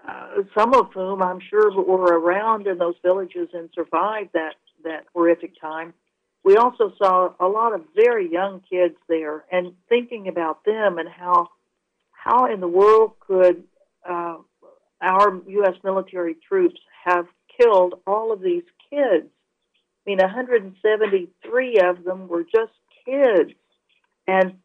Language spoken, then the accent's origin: English; United States; us as American citizens